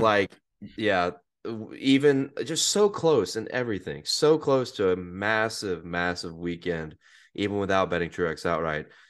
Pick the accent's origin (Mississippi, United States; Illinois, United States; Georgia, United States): Mississippi, United States; Hattiesburg; I'm from Hattiesburg